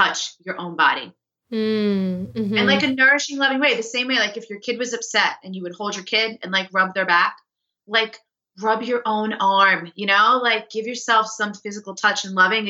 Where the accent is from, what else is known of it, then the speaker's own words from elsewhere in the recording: New York City, New York, United States; I'm a New Yorker, like, I'm a fast paced East Coast type of person